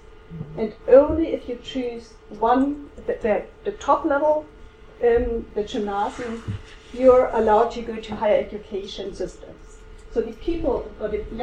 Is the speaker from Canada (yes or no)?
no; Germany; I'm from Germany